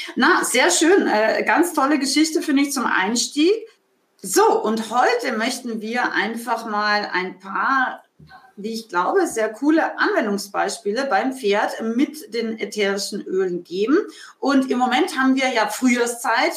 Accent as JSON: {"language": "German", "country": "Austria", "tie": "born or raised there", "said": "aus meinem Heimatland Österreich"}